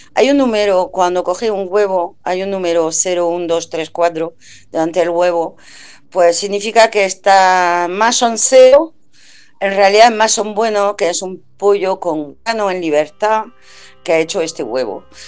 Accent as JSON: {"language": "Spanish", "country": "France", "moved": "yes", "lives_now": "Spain", "said": "yo soy francesa y voy a Francia a menudo"}